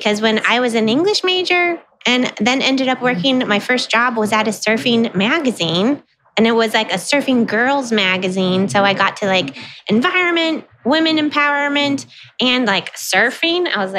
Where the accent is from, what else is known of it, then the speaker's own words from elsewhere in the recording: California, United States; And I'm from California.